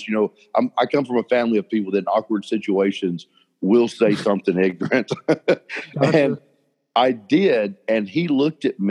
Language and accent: English; Birmingham, Alabama, United States; I grew up in Birmingham